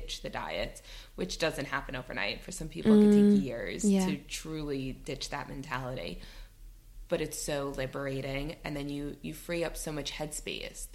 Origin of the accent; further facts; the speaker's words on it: New York, United States; moved away as an adult; now in United Kingdom; I'm from New York, but I moved here 6 years ago